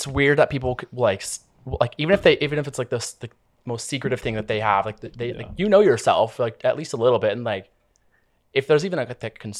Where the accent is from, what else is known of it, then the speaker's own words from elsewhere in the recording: Oregon, United States; moved away as an adult; also born or lived in Portland, Oregon; now in Los Angeles, United States; my hometown